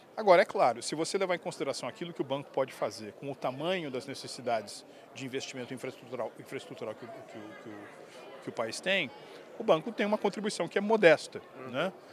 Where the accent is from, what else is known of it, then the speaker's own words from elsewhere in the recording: São Paulo, Brazil; nasci em São Paulo, uh, cresci no bairro das Perdizes